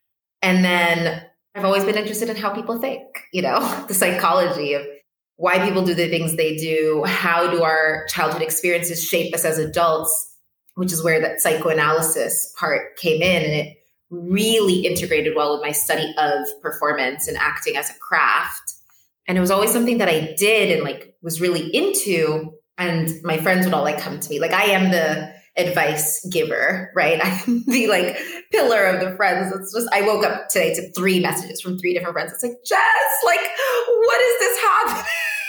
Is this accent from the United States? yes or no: no; Addis Ababa, Ethiopia; also born or lived in Lisbon, Portugal; now in Cape Verde; And I was born in Lisbon, Portugal. I grew up in Addis Ababa, Ethiopia. My mom is Cape Verdean, which is where I am right now. And my dad is Mozambican.